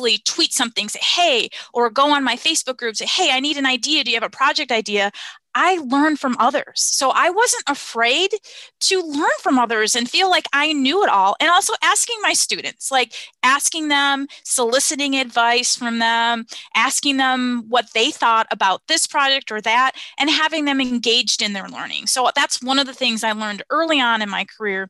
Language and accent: English; the Midwest outside of Chicago, Illinois, United States; moved away as an adult; also born or lived in Tampa, Florida / Wisconsin; I grew up in the Midwest outside of Chicago